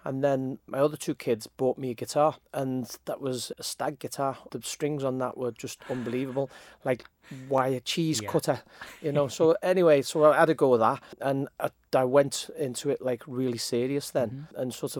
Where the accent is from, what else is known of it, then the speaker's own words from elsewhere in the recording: Liverpool, North West England, United Kingdom; Quite aware, to be honest with you. I mean, I've got many brothers, always music getting played in the house